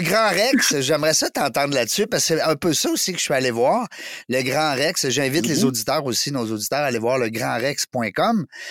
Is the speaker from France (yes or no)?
no; Canada